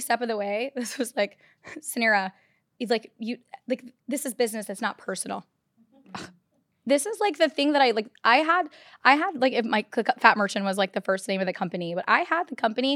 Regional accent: Texas, United States; also born or lived in Chicago, Illinois, United States; I grew up in Texas most of my life

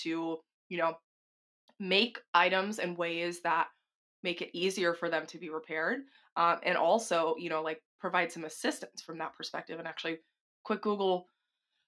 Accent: the South, United States; I'm from the South

